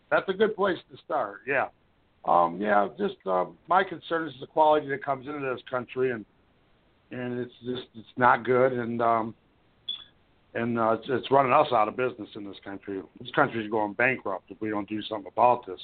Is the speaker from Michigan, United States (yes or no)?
yes; Michigan, United States; I'm from Michigan